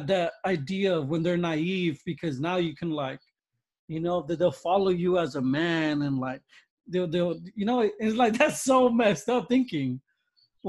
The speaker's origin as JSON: {"language": "English", "country": "United States", "said": "America's my country. I'm American"}